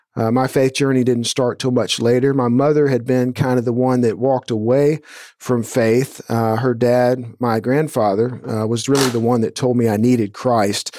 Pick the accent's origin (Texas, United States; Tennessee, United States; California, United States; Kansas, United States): Texas, United States; Atascocita; I grew up in Atascocita here, which is northeast of Houston, just a suburb